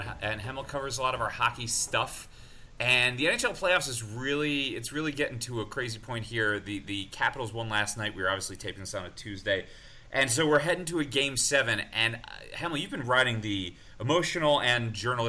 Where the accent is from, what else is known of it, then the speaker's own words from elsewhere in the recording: New York, United States; I'm a New Yorker